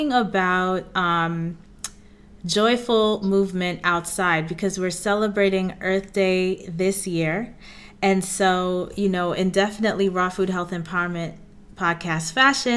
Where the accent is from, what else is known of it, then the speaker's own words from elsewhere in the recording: New York City, New York, United States; I'm from Queens, New York